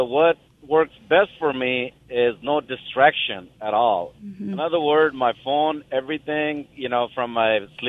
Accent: California, United States; I'm a truck driver, and I myself have a problem because the time zone. I'm from California, and the time change and all that.

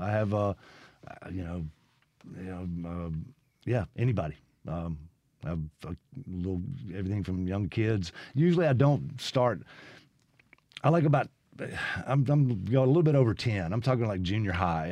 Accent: Brandon, Mississippi, United States; also born or lived in Lexington, Kentucky / Los Angeles / Nashville; I basically grew up in Brandon

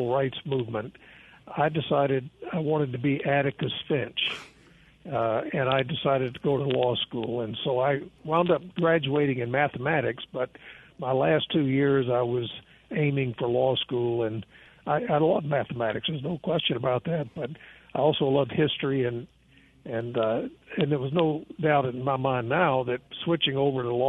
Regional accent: Jackson, Mississippi, United States; moved away; I grew up in South Jackson on Terry Road in the working class part of town

